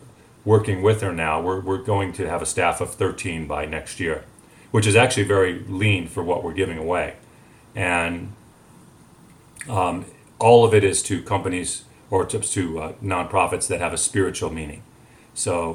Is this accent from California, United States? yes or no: no; Highland Park, Illinois, United States; in my hometown of Highland Park